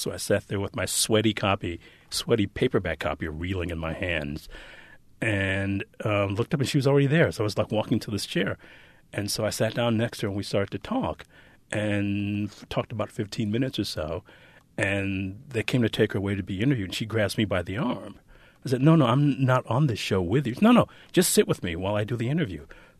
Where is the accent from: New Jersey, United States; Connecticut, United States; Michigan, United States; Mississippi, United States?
Michigan, United States; Detroit; I grew up in what I think they now demographically call an urban existence.